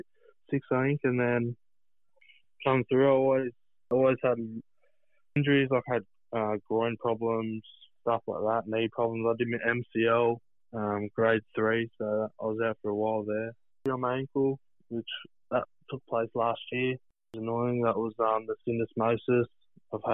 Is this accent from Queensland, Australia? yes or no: no; Central Coast, New South Wales, Australia; moved away as an adult; also born or lived in Manly, Australia; now in Newcastle, Australia; I've moved to Newcastle, but I grew up on the Central Coast there, and I loved it.